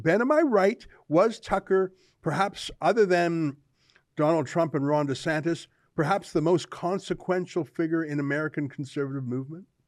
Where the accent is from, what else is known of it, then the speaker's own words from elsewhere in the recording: Canada; I'm a Canadian